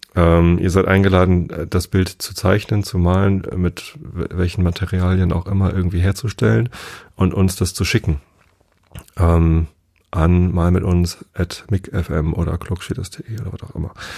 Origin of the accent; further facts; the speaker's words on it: Northern Germany, Germany; als Norddeutscher